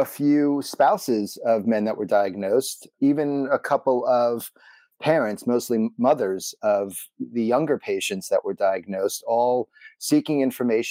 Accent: New York City, New York, United States; growing up in Brooklyn

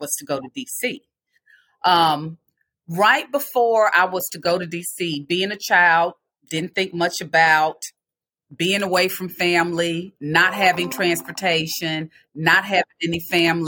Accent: Meridian, Mississippi, United States; I was raised in Meridian, Mississippi by my mother

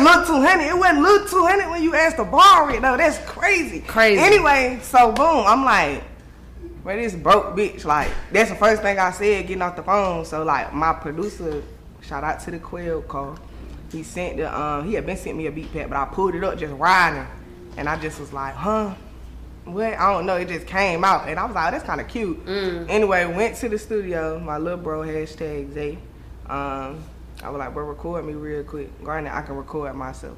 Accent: Raleigh, North Carolina, United States; I'm from Raleigh, North Carolina

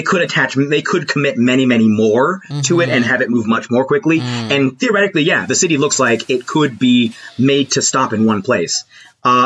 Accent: United States; As an American

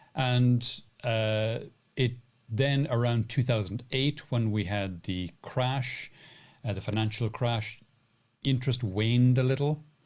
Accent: Cork, Munster, Ireland; when I was growing up in Cork in Ireland

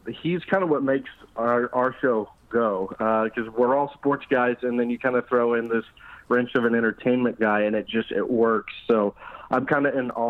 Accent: Yukon, Oklahoma, United States; I grew up in Yukon, Oklahoma, not too far from, Oklahoma City

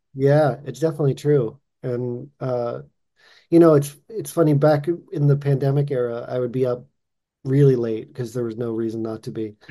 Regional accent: Boston, Massachusetts, United States; now in Los Angeles, United States; I'm originally from Boston

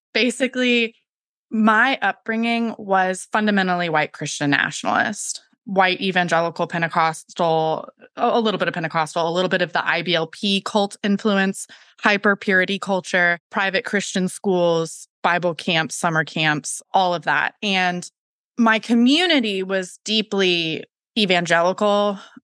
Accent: Florida, United States; now in South Carolina, United States; I'm from Florida

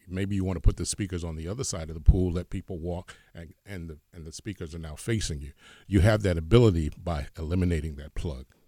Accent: Hoboken, New Jersey, United States; I'm from Hoboken, New Jersey.

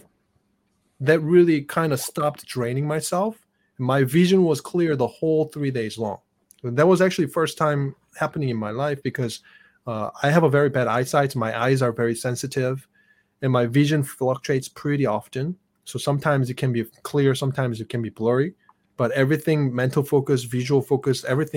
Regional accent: South Korea; English is a second language; moved away as an adult; now in United States; when I was growing up in Korea

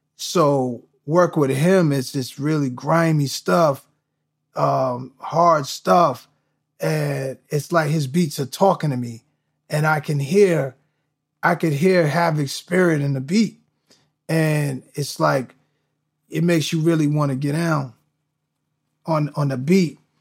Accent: New York, United States; all of these things I'm watching growing up in New York, it gave me a piece of everything

